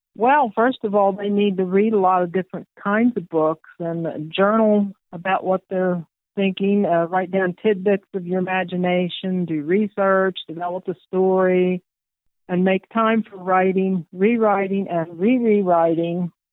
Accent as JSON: {"language": "English", "region": "North Carolina", "country": "United States", "moved": "yes", "said": "I'm from North Carolina. Well, my mother was, and uh, I lived there for 21 years"}